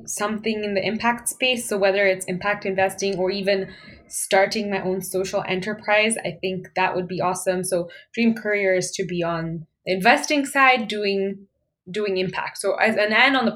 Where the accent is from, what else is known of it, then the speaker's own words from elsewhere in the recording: Kenya; moved away as an adult; now in Canada; I was, you know, born and raised in Kenya